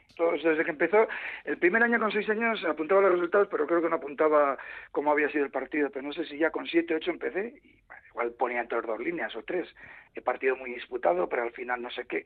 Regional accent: Bilbao, Basque Country, Spain; yo soy de Bilbao

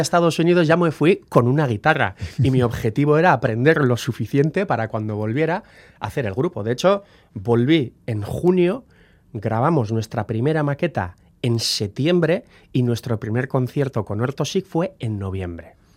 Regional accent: Guernica, Basque Country, Spain; also born or lived in Bilbao; Entre nosotros hablamos euskera, hemos aprendido euskera, somos de Guernica

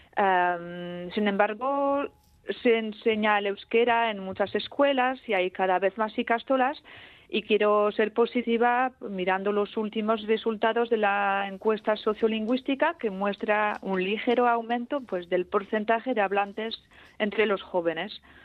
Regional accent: Ustaritz, Nouvelle-Aquitaine, France; first language Basque; Spanish is a second language; crecí en Ustaritz, que se sitúa a unos 30 kilómetros más o menos hacia el interior

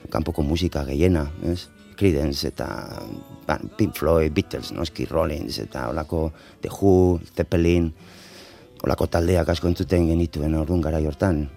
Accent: Bilbao, Basque Country, Spain; Basque is a second language; ni bilbokoa naiz, bilbon jaioa naiz, Euskaldun berria, orduan ikasi nuen

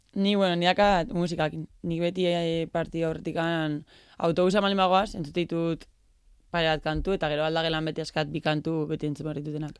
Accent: Elgoibar, Basque Country, Spain; moved away as an adult; also born or lived in Barakaldo; now in San Sebastián, Spain; elgoberren, elgoberren hasi nintzen txikitan

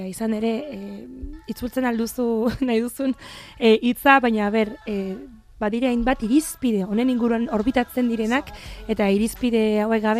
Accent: France; born there; zergatik, zergatik ni jaio nintzen frantzen, zergatik nire gurasoek, e, ez, bueno, egin zuten ies

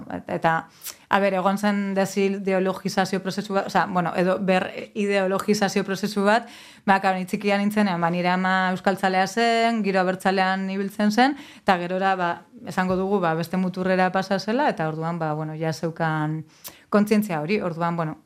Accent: Getxo, Basque Country, Spain; also born or lived in Mungia; getxoan bizi nintzen eta giroa, bueno, getxo berangon, giroa oso erdalduna zen, eta gero mungira joan nintzenean

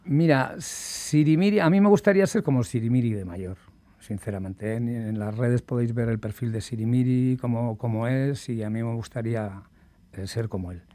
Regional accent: Basque Country, Spain; como buen vasco

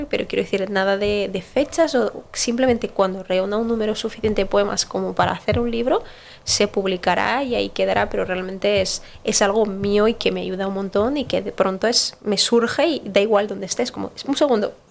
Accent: Basque Country, Spain; also born or lived in Brazil; yo digo, yo soy vasca, o sea, yo nací en Brasil y también soy brasileña, pero yo soy vasca.

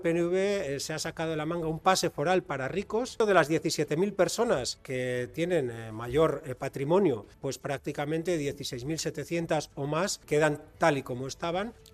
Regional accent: Basque Country, Spain; soy vasco

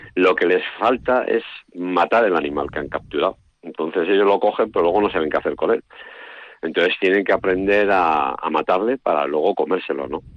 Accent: Vitoria-Gasteiz, Basque Country, Spain; mi padre nació en Vitoria, entonces, claro, yo nací en Vitoria

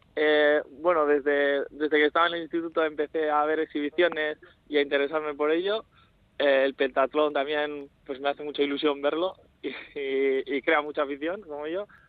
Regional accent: Barakaldo, Basque Country, Spain; yo soy de Baracaldo, de Baracaldo Centro

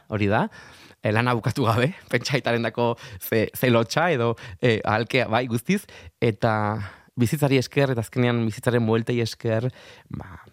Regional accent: Arraioz, Navarre, Spain; now in Madrid, Spain; haurtzaroak herriran arama arraio zera eta bertako algara horretara

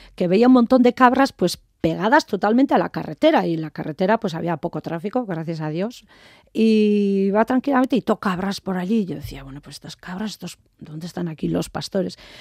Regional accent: Azpeitia, Basque Country, Spain; also born or lived in Jaca; yo soy de, de Euskadi

